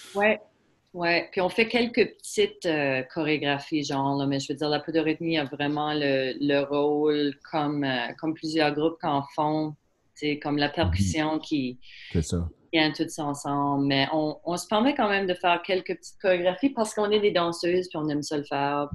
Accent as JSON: {"language": "French", "region": "Prince Edward Island", "country": "Canada", "said": "c'est sûr qu'on est acadien"}